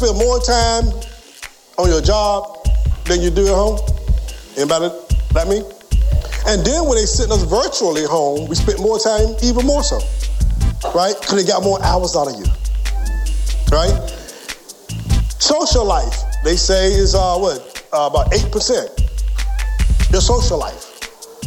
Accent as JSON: {"language": "English", "town": "Franklin", "region": "Virginia", "country": "United States", "tie": "born or raised there", "said": "I was born and raised in Franklin, Virginia."}